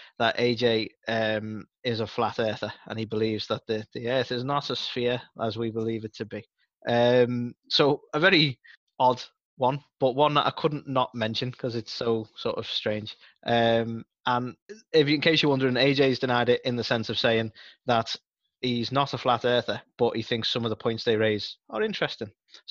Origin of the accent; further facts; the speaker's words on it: United Kingdom; I'm British